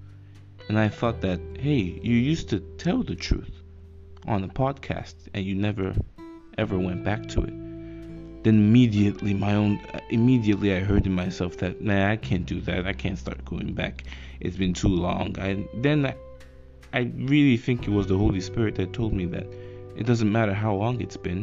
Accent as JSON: {"language": "English", "country": "Nigeria", "said": "I live in Nigeria. I'm a Nigerian."}